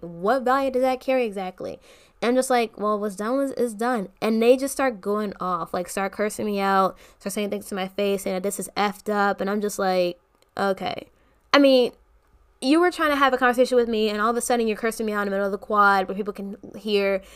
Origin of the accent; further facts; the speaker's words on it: Maryland, United States; I'm from Maryland